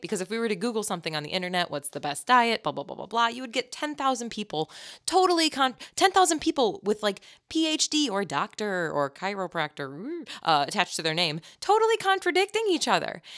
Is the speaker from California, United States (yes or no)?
no; Chicago, Illinois, United States; I'm from Chicago, so that's my culture